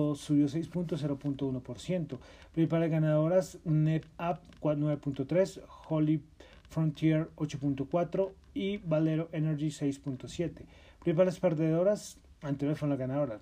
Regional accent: Colombia; Soy de Colombia

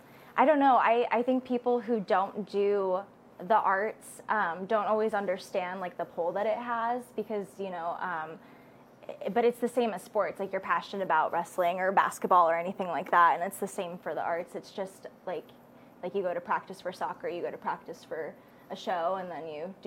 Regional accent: Molsonville, Oregon, United States; also born or lived in Spokane, United States / California, United States / Indiana, United States / Michigan, United States; but I grew up in Molsonville, Oregon, which is about 30 minutes south of Portland, and has a population, I think, of like 20,000 people or something.

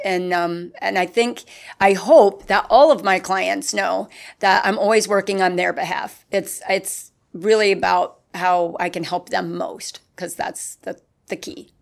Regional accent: Hop Bottom, Pennsylvania, United States; now in Winter Garden, United States; I'm from a very small town in Pennsylvania. It's called Hop Bottom

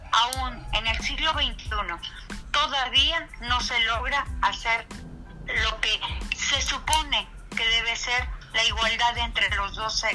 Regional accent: Mexico; dentro de nuestra idiosincrasia como mexicanos, esa es la cultura que traemos, el machismo y el patriarcado

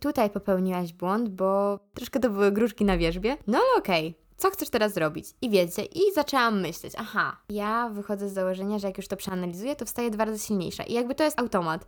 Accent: Ruda Śląska, Silesian Voivodeship, Poland; accent: Ruda (Silesian); mam rudzki akcent

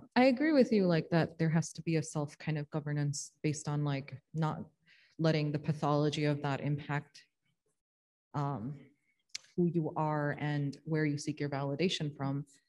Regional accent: Chicago, Illinois, United States; also born or lived in Morton Grove; I grew up in Chicago and then we moved to Morton Grove.

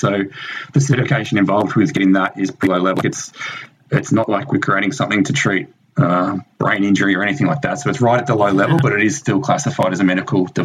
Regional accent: Melbourne, Victoria, Australia; also born or lived in England; now in Texas, United States; I grew up in Melbourne, Australia, so right down the bottom of Australia

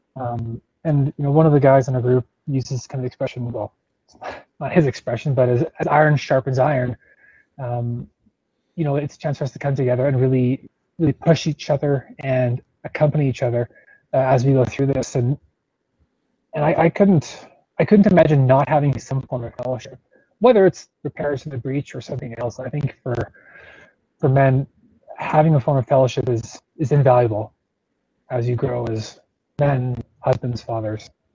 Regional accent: Calgary, Alberta, Canada; I grew up in Calgary, only a couple blocks from where I'm living now

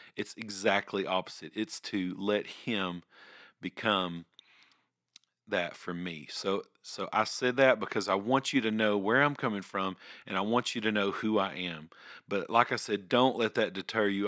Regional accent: Ringgold, Georgia, United States; I grew up here in Ringgold, I, I have moved around several times, and, but, but this is home

